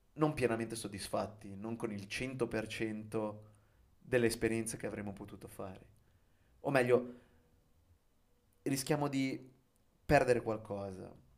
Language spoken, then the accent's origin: Italian; Genoa, Liguria, Italy; moved away; also born or lived in Venice / Rome / Japan; io sono un genovese di trentuno anni